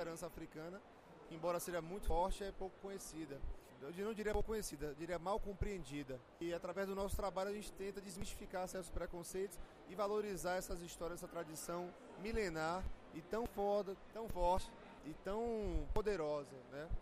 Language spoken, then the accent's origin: Portuguese; Bahia, Brazil; da minha terra, da Bahia